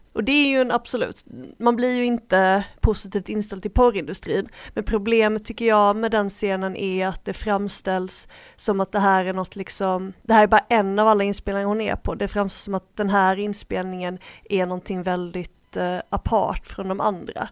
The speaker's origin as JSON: {"language": "Swedish", "country": "Sweden", "said": "jag är väldigt svensk"}